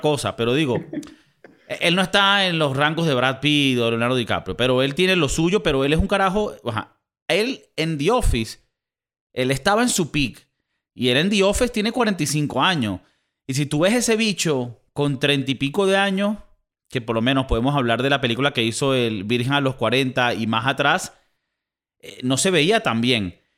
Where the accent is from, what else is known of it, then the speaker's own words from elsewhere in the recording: Venezuela; also born or lived in South Florida, United States; now in Spain; aunque yo en papeles soy español, yo soy un venezolano más inmigrante y he sido inmigrante toda mi vida